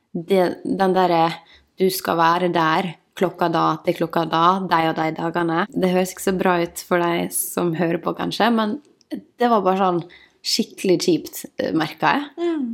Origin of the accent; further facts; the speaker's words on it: Møre og Romsdal, Norway; also born or lived in Ålesund; now in Oslo, Norway; Jeg kommer fra Ålesund. Vokste opp i en sånn liten bygd som heter Emlem